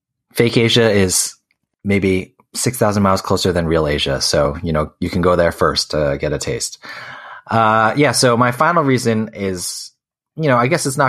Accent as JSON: {"language": "English", "region": "New Jersey", "country": "United States", "tie": "born or raised there", "said": "I grew up in New Jersey."}